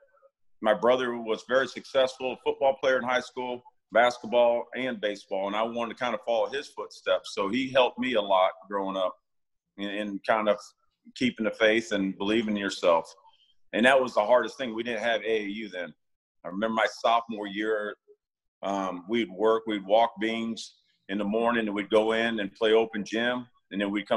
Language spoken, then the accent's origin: English; Washington, Illinois, United States; I grew up outside of Washington, Illinois. It's just right outside of Peoria.